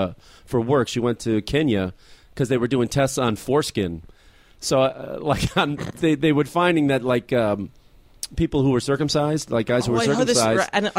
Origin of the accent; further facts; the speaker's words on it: Chicago, Illinois, United States; now in Los Angeles, United States; I grew up in Chicago